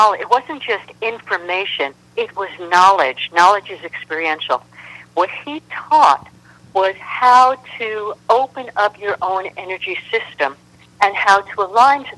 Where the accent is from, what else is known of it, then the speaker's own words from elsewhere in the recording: New York City, New York, United States; moved away as an adult; also born or lived in San Francisco; I was from New York City. I was a street kid